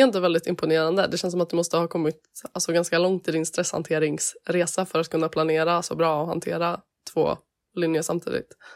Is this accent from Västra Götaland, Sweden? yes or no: yes; Gothenburg, Västra Götaland, Sweden; moved away; hemma i Göteborg